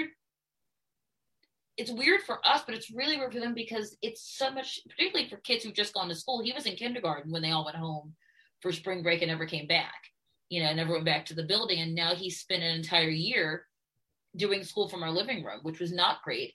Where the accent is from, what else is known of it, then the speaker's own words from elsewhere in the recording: Baltimore, Maryland, United States; what we had growing up in Baltimore as African Americans